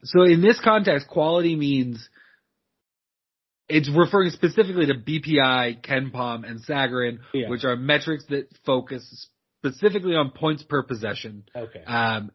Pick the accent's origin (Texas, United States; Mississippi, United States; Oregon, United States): Oregon, United States; my hometown team, Oregon State